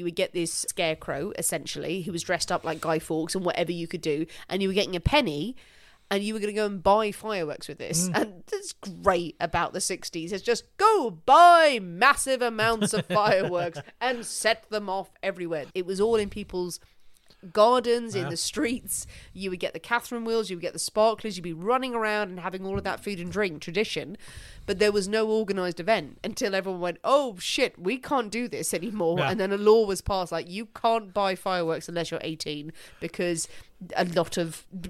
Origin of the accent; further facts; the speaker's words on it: Ireland; now in England; Well, what we did, actually, like living in England as well, but as Irish people, we did bonfires on Halloween.